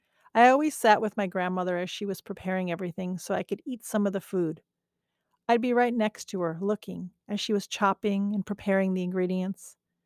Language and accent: English; Manila, Metro Manila, Philippines; As a child growing up in Manila, Philippines, I lived with my parents.